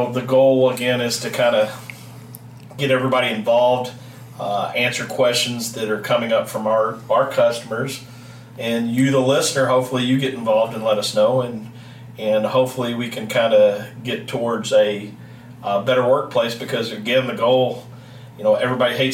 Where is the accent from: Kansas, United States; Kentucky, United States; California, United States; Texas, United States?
Kentucky, United States; moved away; I grew up in Kentucky, as you can tell based on my accent. Obviously, I'm not your true Iowan or Midwesterner